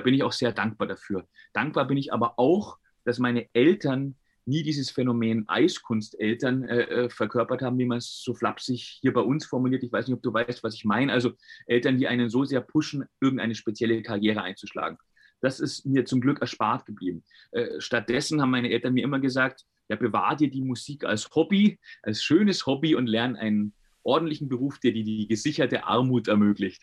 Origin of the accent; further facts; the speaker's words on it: Bayreuth, Bavaria, Germany; also born or lived in Carinthia, Austria; Geboren bin ich allerdings, wenn man der Geburtsurkunde glauben mag, in der Kulmbacher Straße